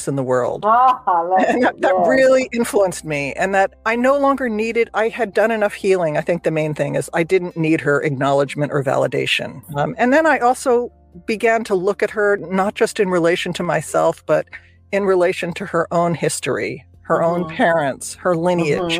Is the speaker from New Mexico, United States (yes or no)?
no; New Jersey, United States; moved away as an adult; now in California, United States; I grew up in New Jersey. I moved out to California